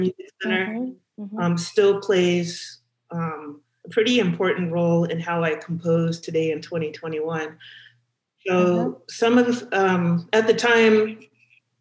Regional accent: Los Angeles, California, United States; moved away; I grew up in Los Angeles

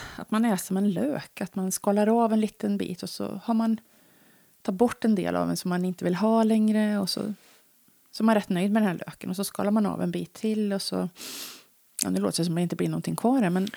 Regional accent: Värmland, Sweden; accent: Värmland dialect; jag pratar för mycket värmländska

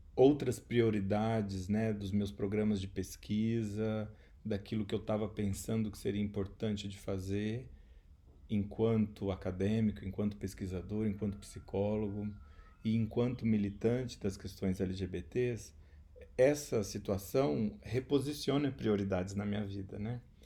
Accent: Maringá, Paraná, Brazil; moved away as an adult; also born or lived in Ribeirão Preto / Spain; sou também maringaense, né, a cidade onde eu moro, mas também onde eu nasci.

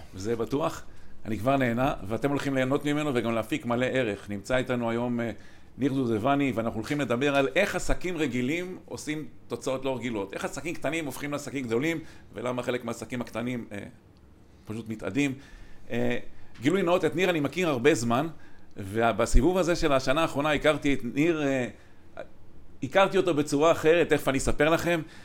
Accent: Kiryat Motzkin, Haifa District, Israel; שנינו גדלנו בקריית מוצקין

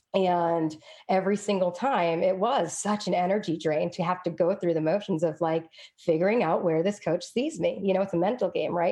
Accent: Fitchburg, Massachusetts, United States; now in Brooklyn, New York, United States; I grew up in a tough place.

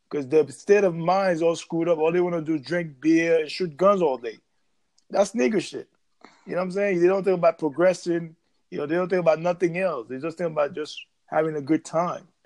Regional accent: New York City, New York, United States; Because you know, hey, I grew up in New York City, man. I know about music very well.

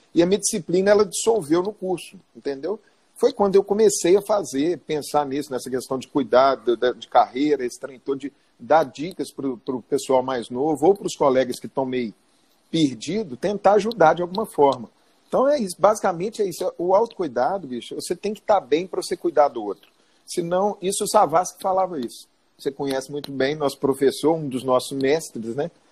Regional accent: Belo Horizonte, Minas Gerais, Brazil; eu sou frango de granja aqui de Belo Horizonte, nascido, criado em Belo Horizonte

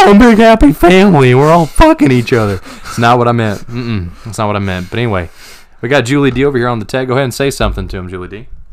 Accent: Knoxville, Tennessee, United States; I'm actually from the West Side

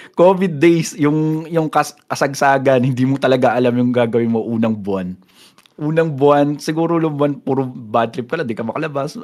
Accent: San Pablo, Calabarzon, Philippines; also born or lived in Bulacan; May pagka-probinsya kasi yun eh, yung lugar namin dito, bro. Mm-hmm. San Pablo City Laguna kami

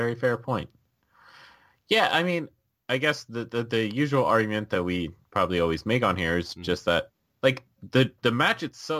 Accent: New Jersey, United States; I'm from New Jersey

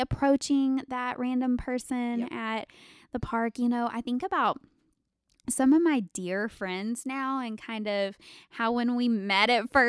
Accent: Alaska, United States; And I was like, I'm from Alaska. What?

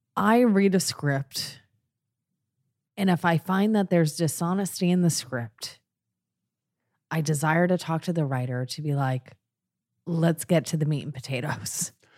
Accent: Long Island, New York, United States; I grew up out in the fucking shit sticks of Long Island

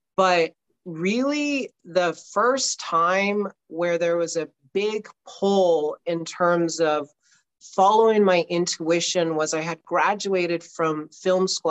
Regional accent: Southern California, United States; I grew up in Southern California

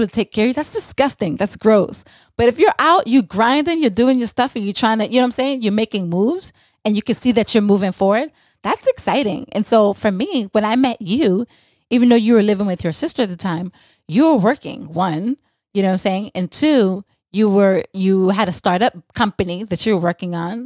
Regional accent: St. Thomas, U.S. Virgin Islands; I'm from the Virgin Islands. I'm from St. Thomas

